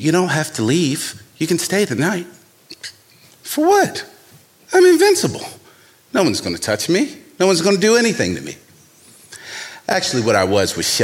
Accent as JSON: {"language": "English", "town": "Baltimore", "region": "Maryland", "country": "United States", "tie": "born or raised there", "said": "young black man growing up in Baltimore, 19 years old"}